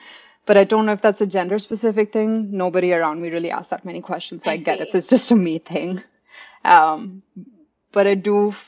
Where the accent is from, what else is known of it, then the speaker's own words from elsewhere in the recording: India; now in Austin, United States; Oh, I moved to Austin 6 years ago, but I grew up in India.